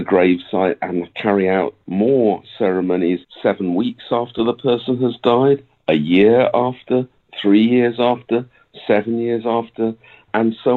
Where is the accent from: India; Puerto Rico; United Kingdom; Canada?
United Kingdom; now in Japan; I'm a British guy, and I'm living in Japan